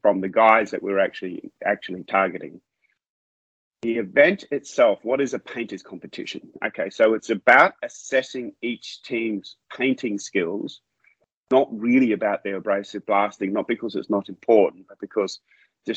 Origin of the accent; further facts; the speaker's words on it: Australia; now in Malaysia; I'm an Australian. I'm mm-hmm. in Malaysia. I'm in Southeast Asia. I'm in a foreign environment